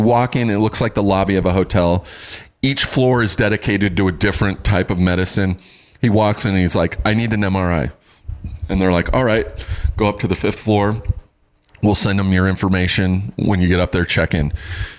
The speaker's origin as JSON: {"language": "English", "country": "United Kingdom", "said": "I'm British. I'm hardy."}